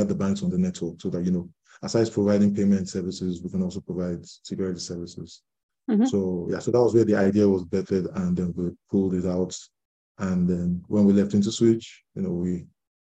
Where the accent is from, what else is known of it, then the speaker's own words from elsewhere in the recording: Lagos, Nigeria; I'm from Lagos, Nigeria